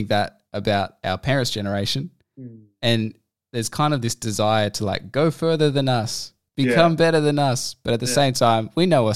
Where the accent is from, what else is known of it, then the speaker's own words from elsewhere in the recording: Australia; as like an Australian millennial